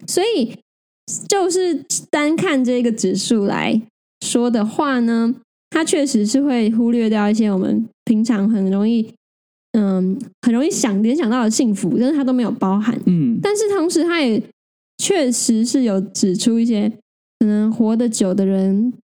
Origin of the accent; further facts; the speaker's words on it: Taiwan; 我们生在台湾